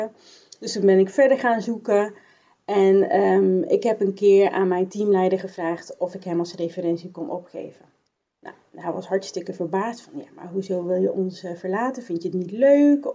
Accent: Bergen op Zoom, North Brabant, Netherlands; now in 's-Hertogenbosch, Netherlands; Ik ben geboren en opgegroeid in Bergen op Zoom, dus de andere kant van, van Brabant.

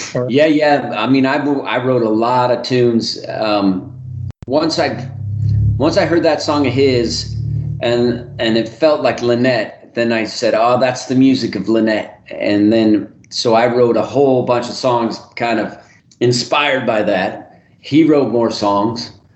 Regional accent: Reno, Nevada, United States; my hometown of Reno

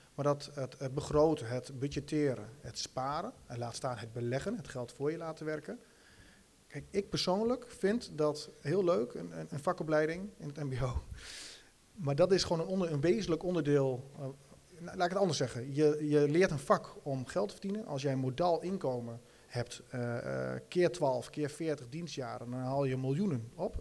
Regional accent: Rijssen, Overijssel, Netherlands; ik kom zo uit Rijs, ik merk het in Rijs heel sterk. Ik, en ik denk dat, dat dat ook wel in ons DNA zit als, als Twentenaren

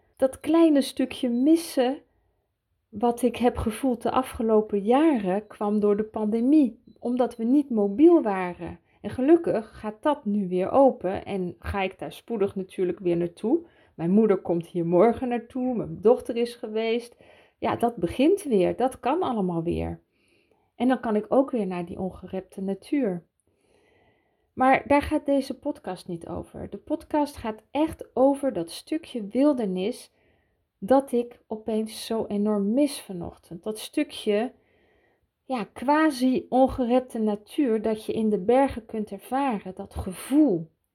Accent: Switzerland; also born or lived in Utrecht, Netherlands; ik daar ben grootgebracht. Ik herinner mij nog mijn eerste dagen in Zwitserland

